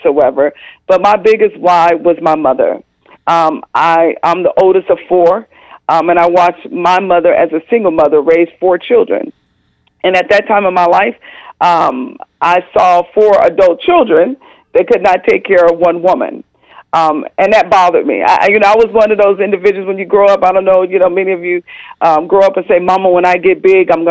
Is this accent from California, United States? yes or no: yes; California, United States; moved away as an adult; also born or lived in Atlanta, Georgia; I'm originally from California, so here I found myself 3,000 miles away from home